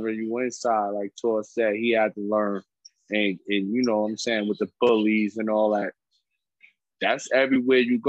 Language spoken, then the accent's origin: English; New York City, New York, United States; also born or lived in Queens; when I was born in Queens, because that's when my mother had moved us from Brownsville to Queens. And then when issues happened, we had to move back to Brownsville